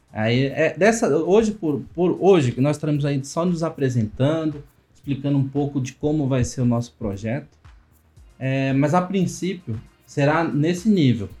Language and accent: Portuguese; Luziânia, Goiás, Brazil; nós somos de Lusiânia praticamente é o cerrado